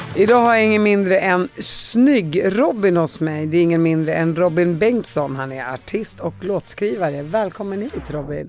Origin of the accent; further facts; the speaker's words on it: Uppsala, Uppsala County, Sweden; Jag är från Uppsala